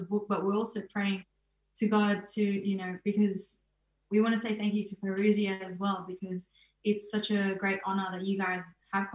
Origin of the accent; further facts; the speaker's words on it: Philippines; I'm Filipino